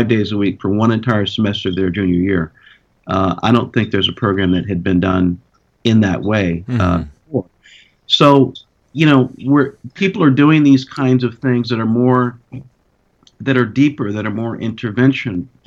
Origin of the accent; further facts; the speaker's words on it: Central California, United States; When I was a junior in high school, growing up in Central California